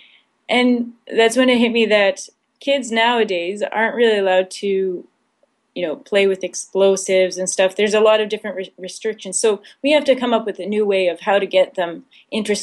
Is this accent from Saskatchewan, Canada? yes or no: yes; Saskatchewan, Canada; I grew up in Saskatchewan